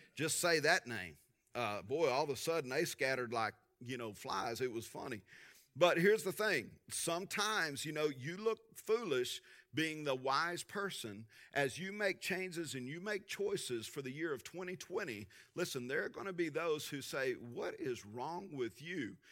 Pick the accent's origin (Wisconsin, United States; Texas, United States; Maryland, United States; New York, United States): Texas, United States; Tulia; Driving to junior high growing up in Tulia, Texas